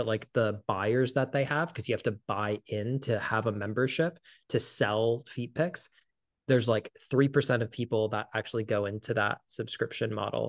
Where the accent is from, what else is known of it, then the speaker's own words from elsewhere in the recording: Midwest, United States; And I'm not whatsoever. I'm like from the Midwest